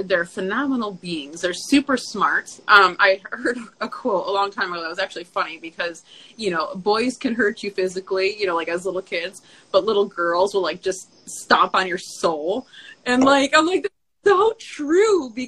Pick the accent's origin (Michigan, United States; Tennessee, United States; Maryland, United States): Michigan, United States; moved away; I'm from Michigan.